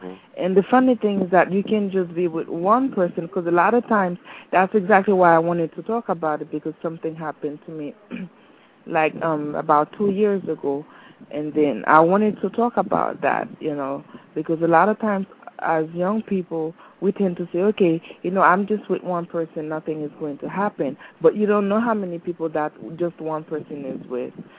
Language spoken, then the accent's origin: English; Haiti; moved away; I'm from Haiti